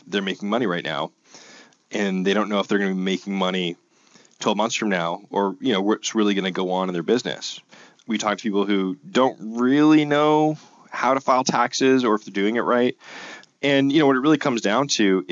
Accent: Canada; because we're Canadian, right? North of the border

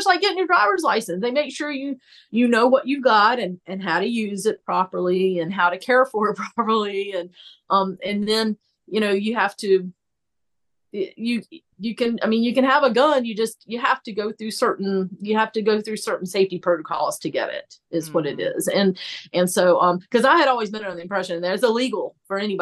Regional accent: the South, United States; I was American and from the South

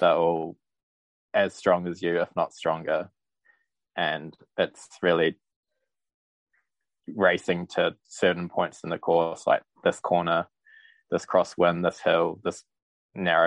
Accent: New Zealand; I'm a professional cyclist from New Zealand

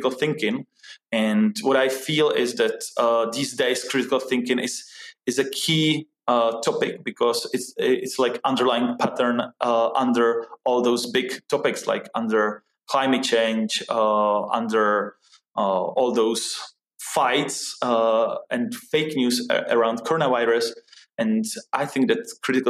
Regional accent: Czechia; moved away as an adult; also born or lived in New York City, United States; I grew up here in Czech Republic

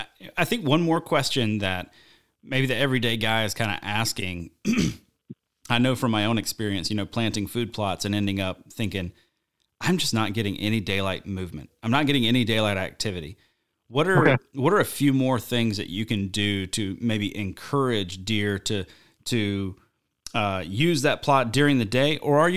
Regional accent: Deep South, United States; Yeah, man, I grew up hunting in the Deep South

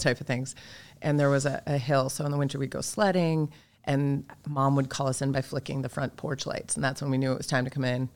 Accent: Minnesota, United States; also born or lived in Marshall, Minnesota; I was born down in Marshall, Minnesota, and we moved up when I was little

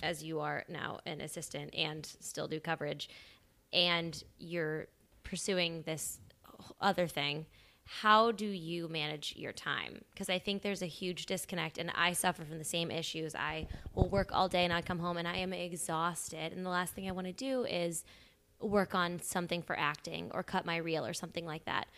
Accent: Columbia, Illinois, United States; I'm from Southern Illinois

